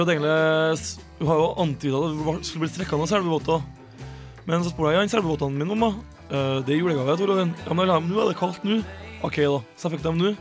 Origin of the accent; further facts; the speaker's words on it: Trøndelag, Norway; accent: Trønder; Nord-Trøndelag, som altså, er mitt uh, hjemmebane.